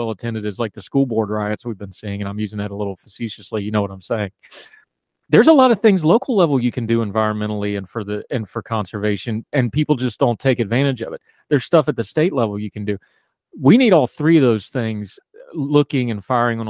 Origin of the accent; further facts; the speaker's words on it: West Virginia, United States; moved away; also born or lived in Wilmington, North Carolina; the way I was raised rurally in West Virginia